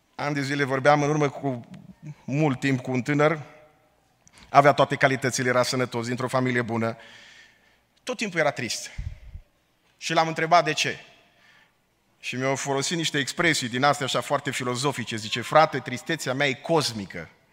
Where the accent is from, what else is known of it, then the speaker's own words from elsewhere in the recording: Romania; now in Portland, United States; suntem români